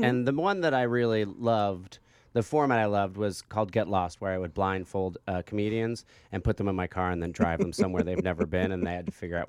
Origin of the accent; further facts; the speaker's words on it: Asbury Park, New Jersey, United States; I'm from the Asbury Park, Neptune area.